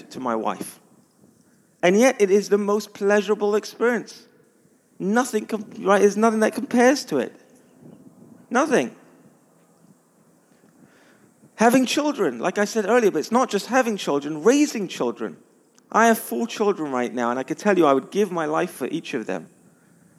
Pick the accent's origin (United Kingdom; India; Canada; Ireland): United Kingdom; London; I'm from London